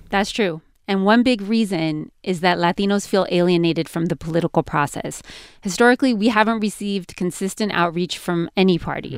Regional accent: California, United States; my home state, California

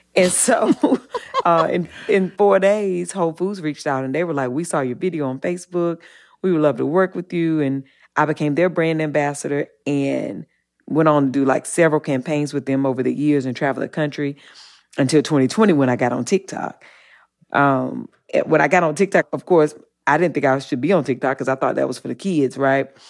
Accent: Eaton, North Carolina, United States; I'm from the South, and I, I grew up in, in Eaton, North Carolina

